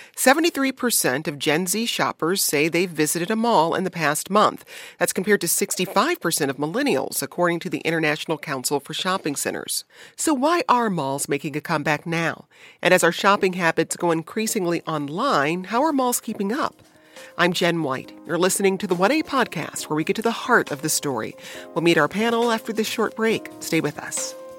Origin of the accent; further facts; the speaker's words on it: Detroit, Michigan, United States; I grew up in Detroit